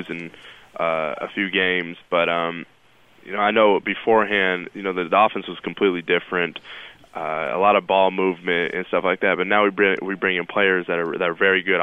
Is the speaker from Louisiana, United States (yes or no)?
no; California, United States; moved away as an adult; now in New York City, United States; I'm from Cali, so our winters are like 56 degrees